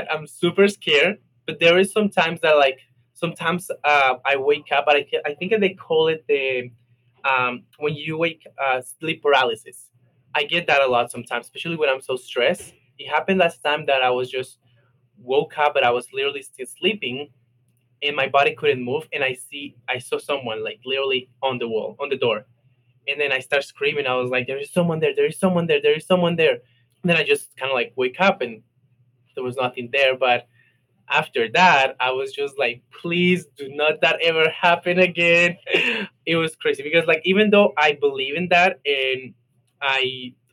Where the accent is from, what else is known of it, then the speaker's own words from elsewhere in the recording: Colombia; Especially I'm from Colombia. I'm, I'm Latino, so that's like top thing that everybody tells you.